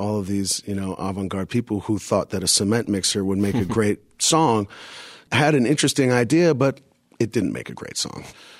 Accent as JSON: {"language": "English", "region": "New York", "country": "United States", "said": "And, and you know, for being a New Yorker, that was more identifiable to me than any other type of music at the time."}